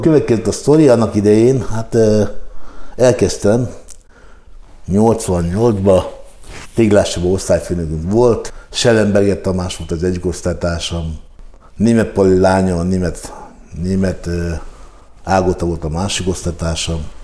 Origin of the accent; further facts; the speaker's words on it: Hungary; amikor én olaszul kezdtem velük beszélni magyarként